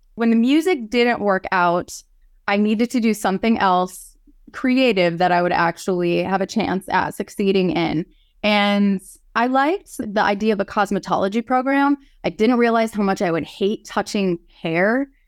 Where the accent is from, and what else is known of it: Yankton, South Dakota, United States; born or raised there; also born or lived in Knoxville, Tennessee